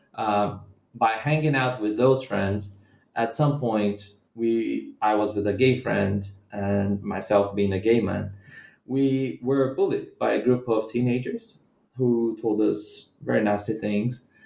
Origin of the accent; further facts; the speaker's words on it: Brazilian Midwest, Brazil; moved away as an adult; also born or lived in Bahia, Brazil / Rio de Janeiro, Brazil / United Kingdom; now in Salvador, Brazil; I'm not from the city of Rio, and I'm from the Brazilian Midwest